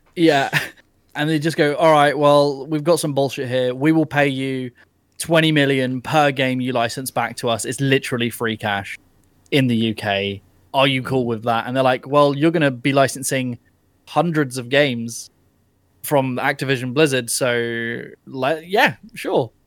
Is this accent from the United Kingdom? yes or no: yes; United Kingdom; I'm British.